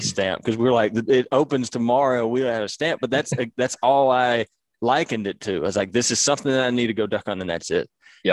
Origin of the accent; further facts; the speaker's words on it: Mississippi, United States; living and growing up in Mississippi